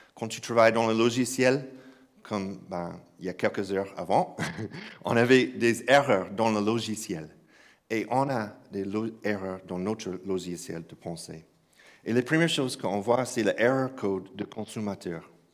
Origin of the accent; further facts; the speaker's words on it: Kentucky, United States; French is a second language; moved away; j'ai grandi dans une église euh, au Kentucky. oui, je sais que cet accent ne vient pas de croix russe. Donc, j'ai grandi à, grandi à Kentucky, dans un village